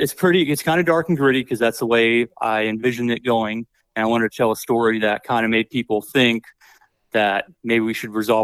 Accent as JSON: {"language": "English", "town": "Redding", "region": "California", "country": "United States", "tie": "born or raised there", "moved": "as an adult", "said": "I'm from Redding, California. Okay, that's where I grew up, and I moved back home after the Army."}